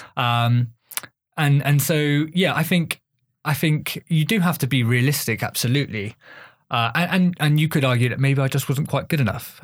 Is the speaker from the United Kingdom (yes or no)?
yes; Bath, South West England, United Kingdom; I grew up in Bath.